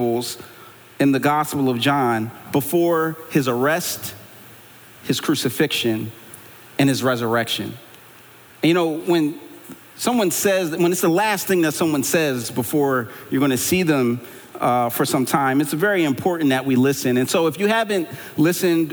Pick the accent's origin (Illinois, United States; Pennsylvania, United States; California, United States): Pennsylvania, United States; Philadelphia; I'm from Philly